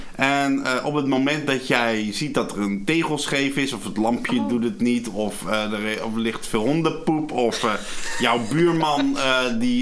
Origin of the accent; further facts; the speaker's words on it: Arnhem, Gelderland, Netherlands; ik kom uit Arnhem